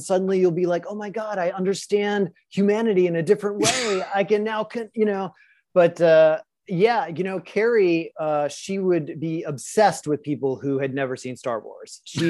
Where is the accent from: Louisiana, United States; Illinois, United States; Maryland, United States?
Louisiana, United States; New Orleans; moved away as an adult; also born or lived in Las Vegas, Nevada / Los Angeles, California; now in Palm Springs, United States; I'm originally from New Orleans